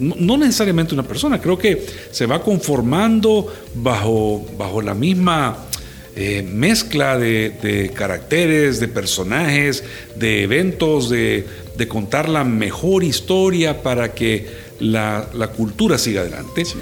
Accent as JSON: {"language": "Spanish", "country": "El Salvador", "said": "como salvadoreños"}